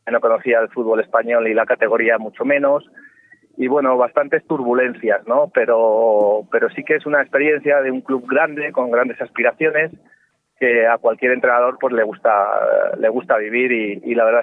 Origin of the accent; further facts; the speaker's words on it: Guadalajara, Castilla-La Mancha, Spain; Eh, bueno, yo vengo de Guadalajara, es verdad que yo...